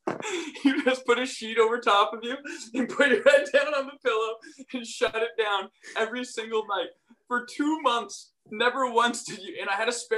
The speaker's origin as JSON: {"language": "English", "town": "Burlington", "region": "Ontario", "country": "Canada", "tie": "born or raised there", "also_born_or_lived": "Western Michigan", "moved": "as an adult", "said": "I hail from Burlington, Ontario. That's like where I'm from. It's where I grew up until I went to Western"}